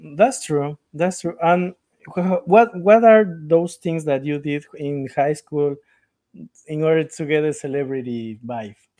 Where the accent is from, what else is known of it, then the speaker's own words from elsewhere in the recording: Ecuador; The problem with Ecuadorians is that we don't have education